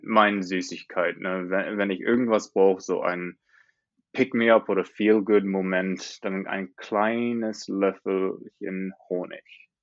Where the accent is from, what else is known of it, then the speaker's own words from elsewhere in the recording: Australia; German is a second language; also born or lived in Montreal, Canada; ich komme aus Australien, habe da fast mein ganzes Leben gelebt, aber bis zweimal habe ich in Kanada gelebt, in Montreal.